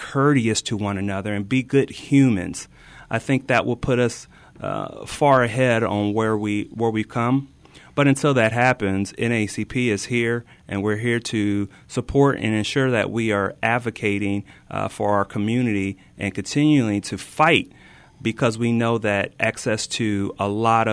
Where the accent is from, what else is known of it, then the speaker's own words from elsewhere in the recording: Illinois, United States; moved away as an adult; also born or lived in the South; I'm originally from the Midwest in Illinois